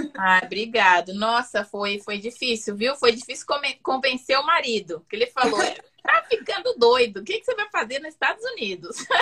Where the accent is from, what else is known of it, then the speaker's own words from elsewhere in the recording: Campinas, São Paulo, Brazil; moved away as an adult; now in Utah, United States; eu sou natural de Campinas, São Paulo. Aí estou morando aqui no estado de Utah, já vai fazer quatro anos